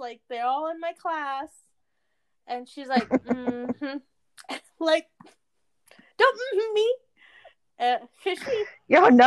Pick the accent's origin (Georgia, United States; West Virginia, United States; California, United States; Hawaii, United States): California, United States; I'm from California.